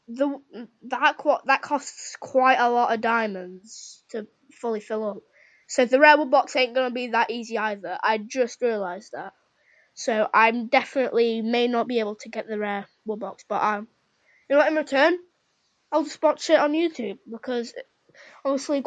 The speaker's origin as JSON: {"language": "English", "country": "United Kingdom", "said": "I'm British"}